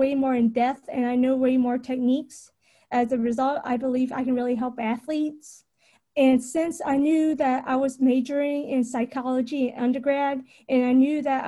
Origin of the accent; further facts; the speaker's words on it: Richmond, Virginia, United States; also born or lived in Knoxville, Tennessee; I was born and raised in Richmond, Virginia